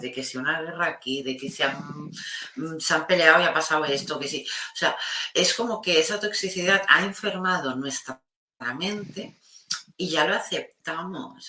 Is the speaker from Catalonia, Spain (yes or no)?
yes; Catalonia, Spain; mi país que es tan, tan empático